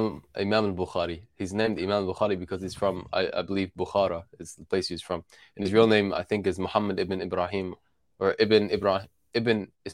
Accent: Tulkarm, West Bank, Palestine; I'm from Tul Karim.

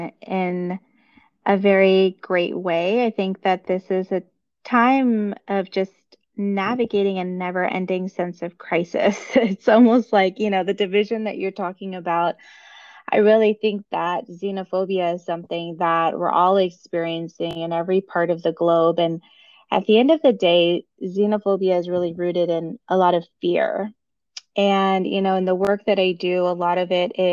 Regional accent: United States; I am the daughter of immigrants. I grew up in the United States

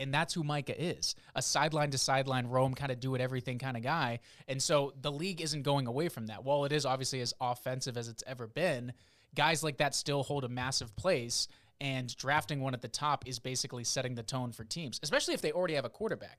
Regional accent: South Florida, United States; moved away as an adult; also born or lived in New Hampshire / Boston / the South; now in Harrisburg, United States; family is from the Northeast area, New Hampshire and Boston, but I grew up in South Florida

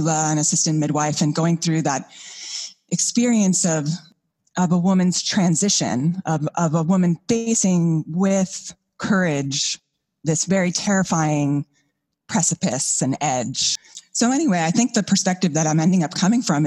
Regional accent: Hudson Valley, New York, United States; moved away as an adult; also born or lived in Vermont; I'm from the Hudson Valley of New York. And so my first memories of nature are there.

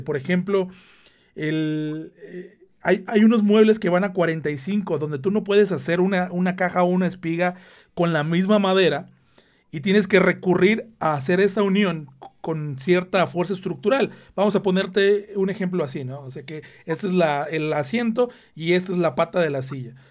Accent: Veracruz, Mexico; moved away; yo de donde soy, de la parte de México de donde soy, Veracruz

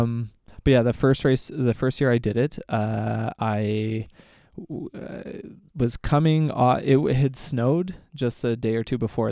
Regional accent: Red Deer, Alberta, Canada; I was born and raised in Red Deer

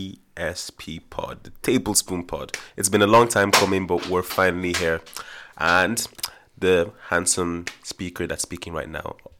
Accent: Ireland; I grew up in Ireland as well.

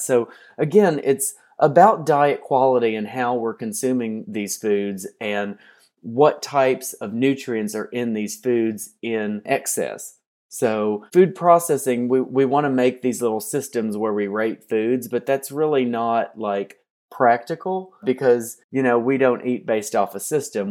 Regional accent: Hopkinsville, Kentucky, United States; moved away; I'm from southwestern Kentucky. One of the reasons I got into nutrition was that you go to my hometown, Hopkinsville

